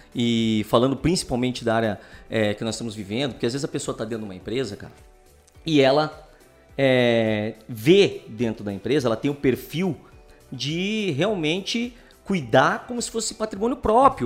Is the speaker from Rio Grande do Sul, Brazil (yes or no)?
no; Curitiba, Paraná, Brazil; Eu sou curitibano, nascido aqui.